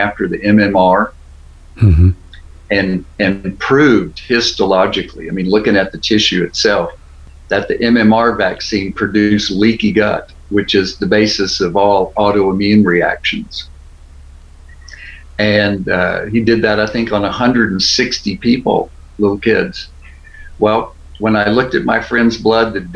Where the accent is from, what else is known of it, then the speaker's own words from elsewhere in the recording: Beaumont, Texas, United States; moved away; We grew up together in Beaumont, Texas.